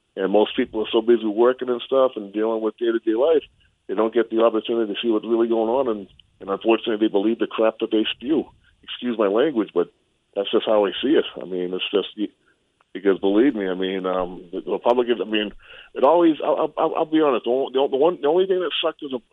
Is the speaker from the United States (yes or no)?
yes; Randolph, Massachusetts, United States; now in El Paso, United States; I'm originally from Randolph, but I live here in El Paso.